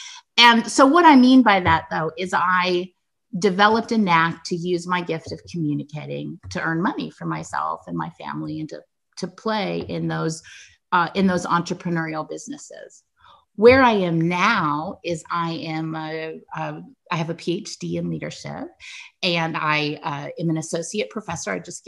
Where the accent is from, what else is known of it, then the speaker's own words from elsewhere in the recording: California, United States; born there; So I was born to a young 17-year-old unmarried woman. I was born in 1967 in California during the summer of love